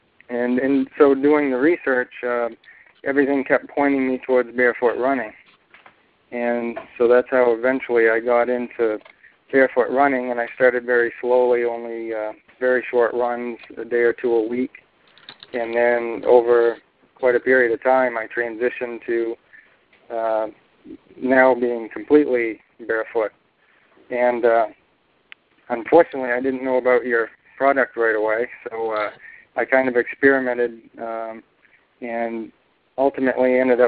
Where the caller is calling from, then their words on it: Bangor, Maine, United States; I'm calling from Bangor, Maine.